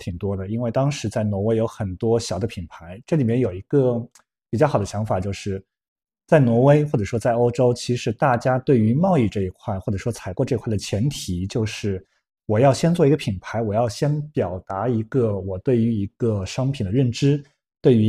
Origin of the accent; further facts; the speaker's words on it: Zhejiang, China; moved away as an adult; also born or lived in Norway; 我是浙江人